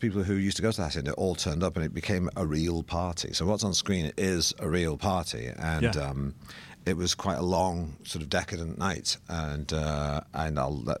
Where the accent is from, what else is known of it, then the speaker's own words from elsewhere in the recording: Manchester, North West England, United Kingdom; because I grew up in Manchester, and the world that the movie's set in was a world that I was tangentially involved in my youth.